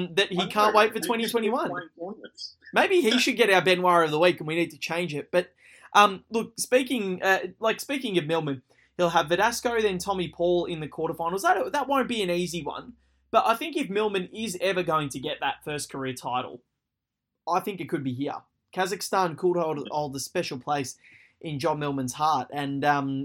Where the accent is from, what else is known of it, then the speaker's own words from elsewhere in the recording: Australia; my home country